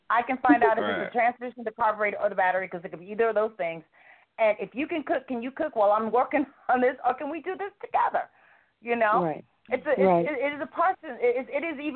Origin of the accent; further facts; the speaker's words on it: the South, United States; I'm a Southerner